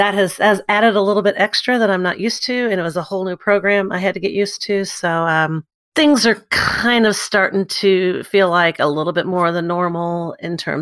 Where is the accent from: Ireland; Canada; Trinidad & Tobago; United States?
United States; New Albany, Indiana; moved away as an adult; now in Evansville, United States; I live in Evansville, Indiana. I'm actually from New Albany, Indiana. So I got here by way of University of Evansville